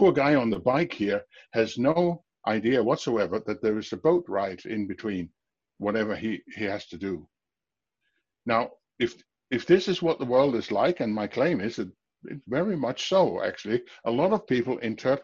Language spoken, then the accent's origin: English; Denmark; I'm from Denmark, speaking from Denmark now, my home office